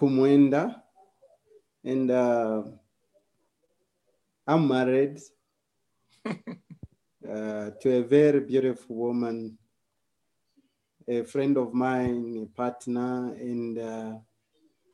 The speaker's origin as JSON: {"language": "English", "country": "Zambia", "said": "I'm coming from Southern Africa, a country called Zambia"}